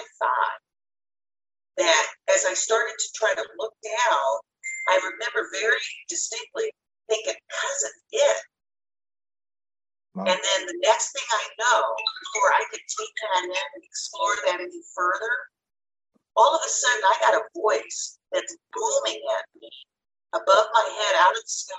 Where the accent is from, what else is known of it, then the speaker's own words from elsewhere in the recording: Southwest, United States; moved away; I'm from the Southwest originally.